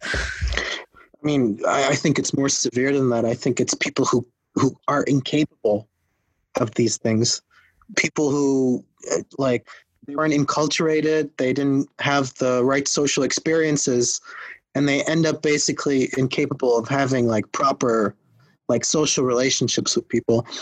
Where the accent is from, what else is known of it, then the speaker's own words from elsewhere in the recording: Netherlands; also born or lived in Los Angeles, California; now in Berlin, Germany; I was born in the Netherlands